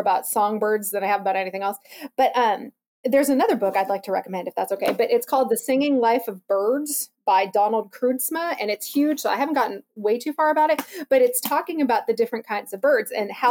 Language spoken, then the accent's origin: English; Alaska, United States; I grew up in Alaska, and we have ravens up there